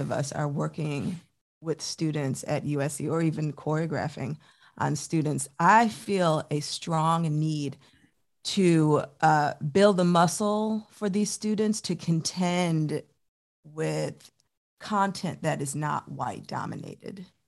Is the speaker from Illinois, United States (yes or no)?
yes; Chicago, Illinois, United States; moved away as an adult; also born or lived in New York; now in Columbia, United States; I am originally from Chicago, Illinois